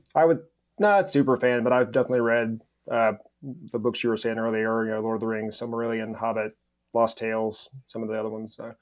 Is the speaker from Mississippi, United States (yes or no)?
yes; Mississippi, United States; now in Pensacola, United States; I'm originally from Mississippi. Uh, I grew up there